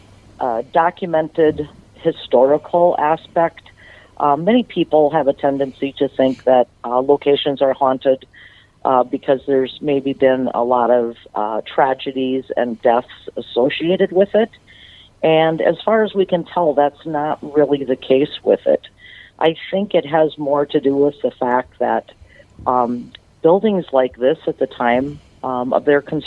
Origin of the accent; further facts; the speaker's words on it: Butterfield, Minnesota, United States; I'm from a small town in southern Minnesota called Butterfield.